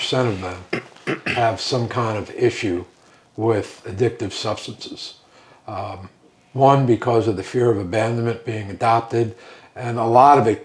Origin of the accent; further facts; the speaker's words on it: Northport, New York, United States; also born or lived in Brooklyn; I grew up on the North Shore of Long Island, a little town called Northport